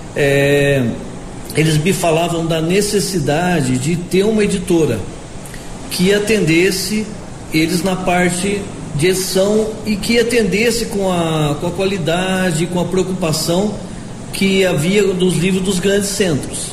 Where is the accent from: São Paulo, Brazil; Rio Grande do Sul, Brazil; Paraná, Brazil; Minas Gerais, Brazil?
São Paulo, Brazil; Piracicaba; accent: caipira; moved away; Eu sou do interior do estado de São Paulo, sou de Piracicaba.